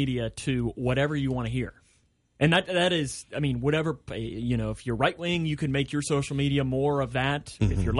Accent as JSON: {"language": "English", "area": "Boone County", "region": "Kentucky", "country": "United States", "said": "I'm from Boone County"}